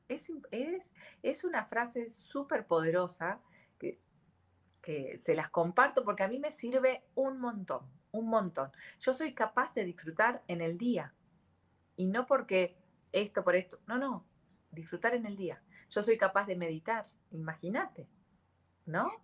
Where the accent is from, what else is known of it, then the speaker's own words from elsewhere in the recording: Argentina; yo soy Argentina.